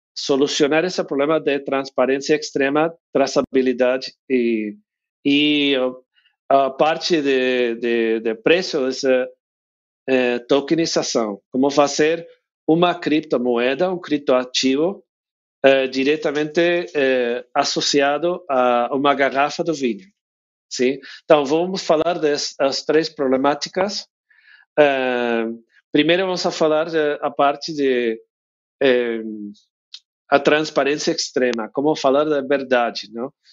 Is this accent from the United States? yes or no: yes; United States; Portuguese is a second language; moved away as an adult; now in Mendoza, Argentina; eu sou de, de Estados Unidos